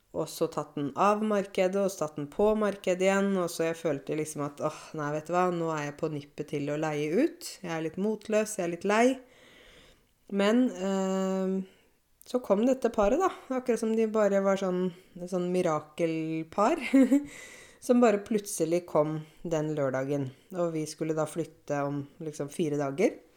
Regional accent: Åmot, Norway; moved away; jeg kjenner hver eneste krik og krok av Åmot. Det er det stedet der jeg kommer fra

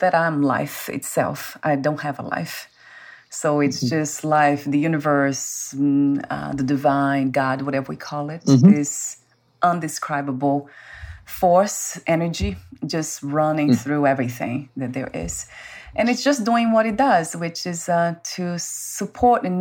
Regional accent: Brazil; English is a second language; moved away; Born in Brazil

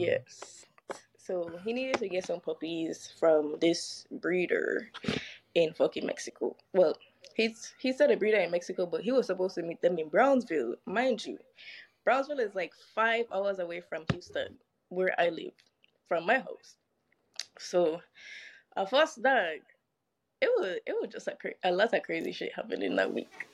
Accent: U.S. Virgin Islands; I am from the beautiful island of St. Croix

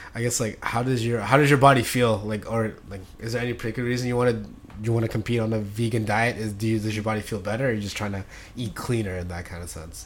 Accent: Philippines; now in United States; my hometown in the Philippines

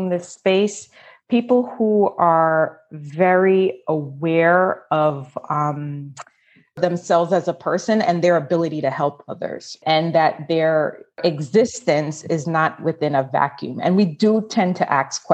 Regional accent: Jamaica; I grew up in Jamaica.

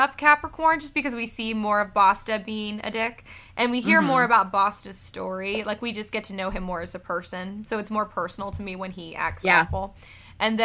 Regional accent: United States; As an American

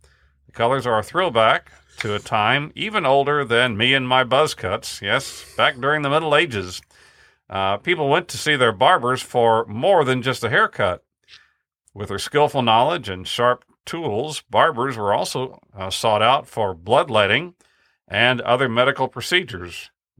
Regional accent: Kerrville, Texas, United States; Named thus because it was just across Earl Garrett Street from the post office in my hometown of Kerrville.

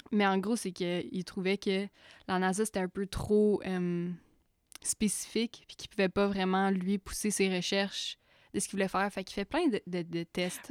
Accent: Buckingham, Quebec, Canada; je viens de Buckingham. On vient de Buckingham

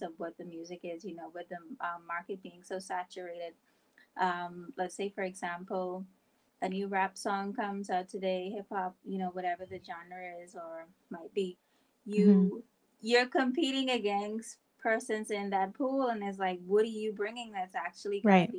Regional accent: Bahamas; I'm from the Bahamas

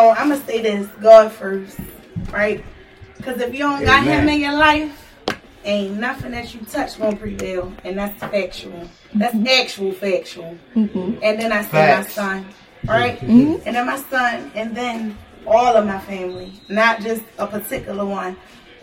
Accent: Baltimore, Maryland, United States; moved away as an adult; now in Greensboro, United States; I'm from West Baltimore

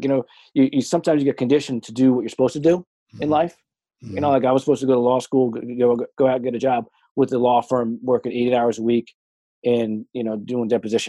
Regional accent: Madison, New Jersey, United States; Cause like I grew up in Madison, New Jersey.

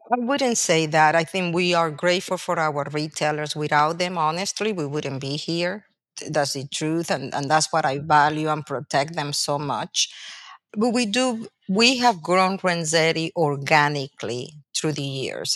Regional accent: Venezuela; English is a second language; moved away as an adult; now in United States; I'm a foreigner. I was born and raised in Venezuela. I came to college through the United States

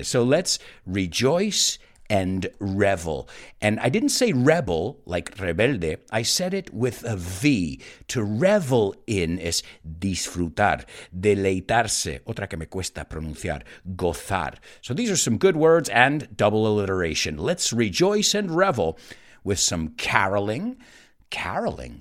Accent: New York, United States; moved away; I grew up in the United States. I grew up in New York, a multicultural city.

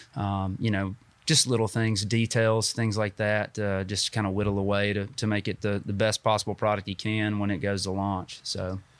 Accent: Dalton, Georgia, United States; moved away as an adult; also born or lived in Chattanooga; now in Huntsville, United States; I grew up in North Georgia and, um, in Dalton

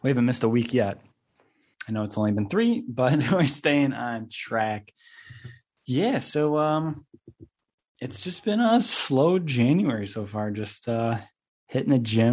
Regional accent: Buffalo, New York, United States; accent: Canadian; moved away; I'm originally from Buffalo

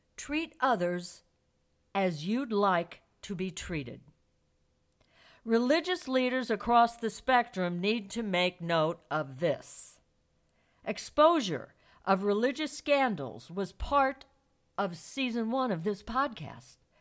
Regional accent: St. Louis, Missouri, United States; Saint Louis, my hometown

